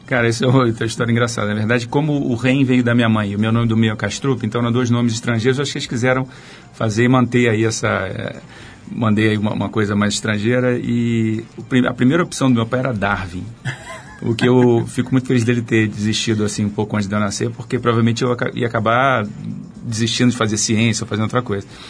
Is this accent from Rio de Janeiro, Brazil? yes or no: yes; Rio de Janeiro, Brazil; eu nasci no, no Rio, nasci na, fui criado na Zona Norte, entre Andaraí e Tijuca